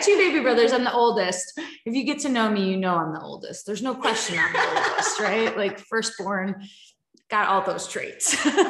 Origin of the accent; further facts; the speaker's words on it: Wisconsin, United States; I was born and raised in Wisconsin on a farm.